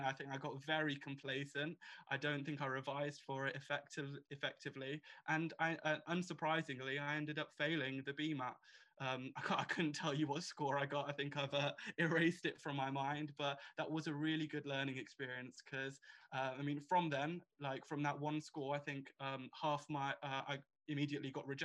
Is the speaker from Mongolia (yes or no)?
no; Birmingham, West Midlands, United Kingdom; I've been born and bred in Birmingham